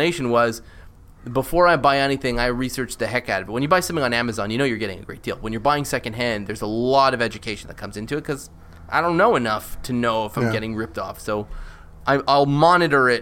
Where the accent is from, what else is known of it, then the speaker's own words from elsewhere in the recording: Canada; I'm Canadian